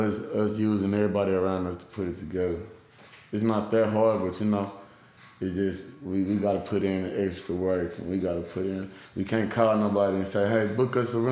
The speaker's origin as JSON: {"language": "English", "town": "Arlington", "region": "Texas", "country": "United States", "also_born_or_lived": "Euless, Texas", "said": "I'm from Arlington."}